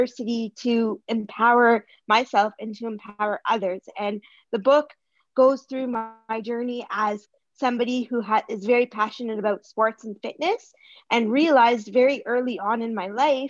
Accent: Toronto, Ontario, Canada; I'm from Toronto, Canada

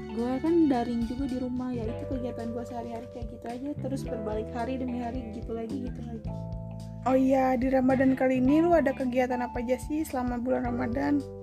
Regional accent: Bogor, West Java, Indonesia; Gua lahir di Bogor, tanggal tujuh Desember dua ribu empat

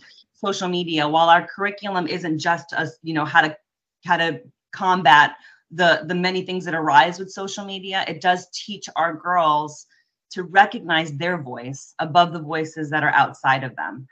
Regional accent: just outside of Lemon City, South Florida, United States; I grew up in South Florida, or uh, just outside of Lemon City

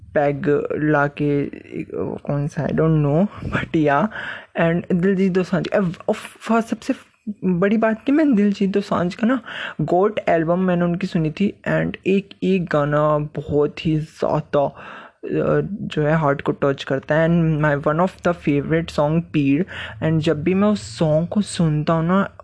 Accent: Himachal Pradesh, India; मैं हिमाचल से हूँ

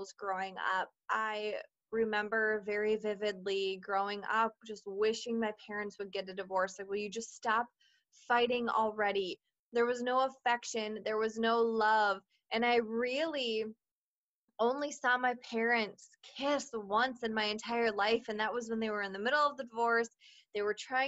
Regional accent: Minnesota, United States; also born or lived in Washington; I was born in Washington and have grown up and lived my entire life in Minnesota

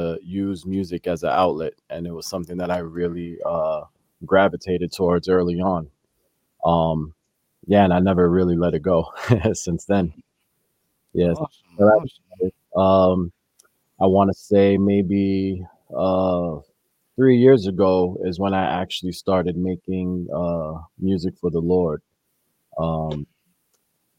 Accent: New York City, New York, United States; I was born and raised here in the Bronx, New York

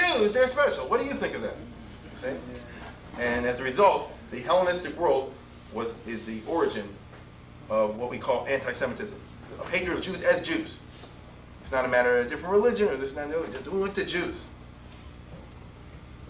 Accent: Baltimore, Maryland, United States; I'm from Baltimore.

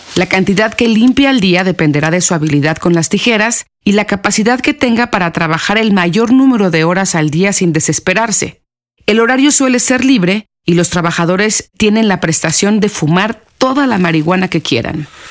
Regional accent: Mexico; en nuestro país

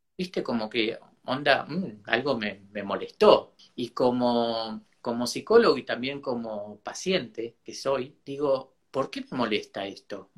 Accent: Argentina; Mi tierra es la patria grande y bueno, en Argentina

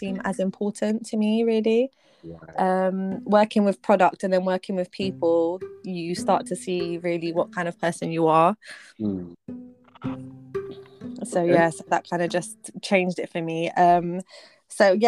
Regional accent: London, United Kingdom; But I grew up in Southeast London. I've lived here my whole life.

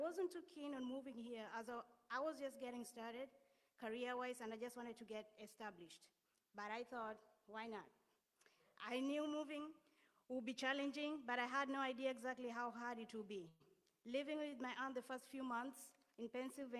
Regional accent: Kenya; moved away as an adult; now in Connecticut, United States; I'm originally from Kenya, and I moved here 4 years ago.

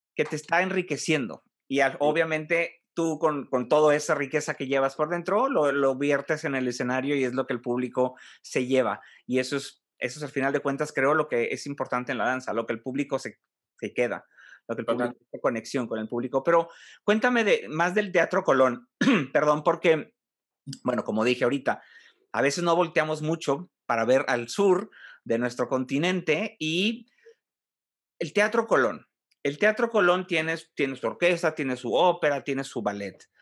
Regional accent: Monterrey, Nuevo León, Mexico; also born or lived in Mexico City; Yo soy de, Monterrey, pero viví allá cinco años

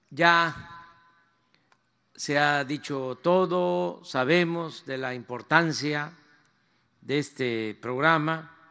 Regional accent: Mexico; este patrimonio histórico y cultural es el que sustenta lo que somos los mexicanos, esta historia es la que le da la identidad a nuestro pueblo

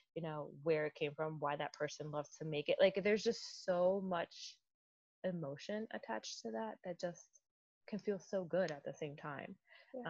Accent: Dominican Republic; born or raised there; now in United States

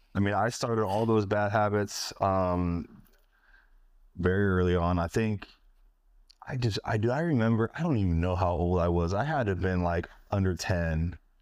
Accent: Northern California, United States; moved away; I'm from California

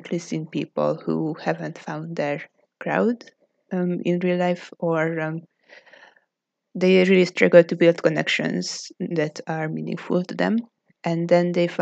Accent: Hungary; from Hungary

